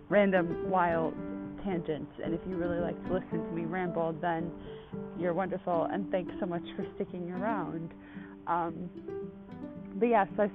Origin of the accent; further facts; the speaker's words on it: Buffalo, New York, United States; Well, I just got back to Buffalo a couple weeks ago, so I'll put it like that way because I'm originally from Buffalo, New York but half my family are from Brooklyn and Long Island.